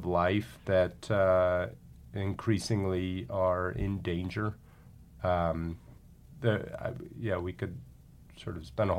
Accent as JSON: {"language": "English", "region": "California", "country": "United States", "tie": "born or raised there"}